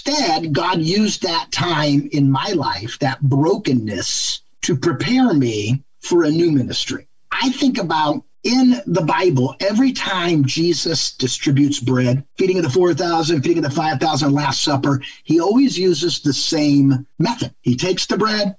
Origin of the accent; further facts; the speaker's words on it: Ohio, United States; now in Michigan, United States; I live in Michigan, but I'm from Ohio